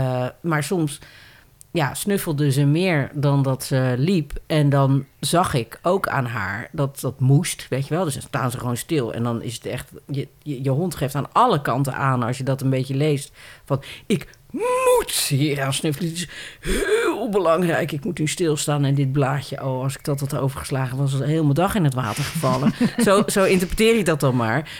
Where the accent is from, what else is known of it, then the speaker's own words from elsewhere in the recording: Randstad, Netherlands; ik kom uit de Randstad